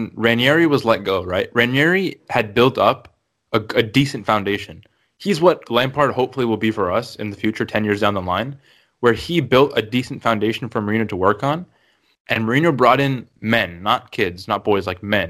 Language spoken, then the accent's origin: English; United States; accent: American; My American accent